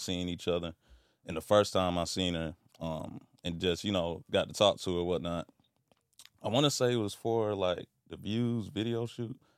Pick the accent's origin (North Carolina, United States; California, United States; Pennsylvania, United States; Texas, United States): North Carolina, United States; Fayetteville; moved away; my background is, I'm from Fayetteville, North Carolina